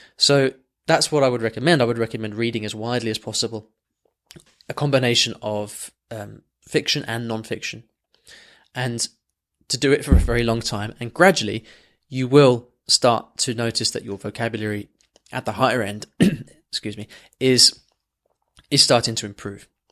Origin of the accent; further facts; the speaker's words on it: England, United Kingdom; just as English as me